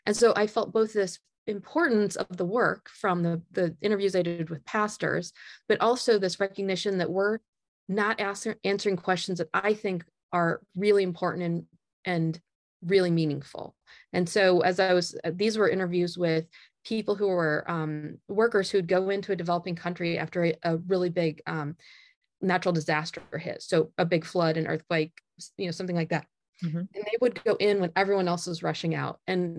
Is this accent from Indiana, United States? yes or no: yes; Indiana, United States; So I grew up in Northern Indiana, and I worked in a really wide variety of summer jobs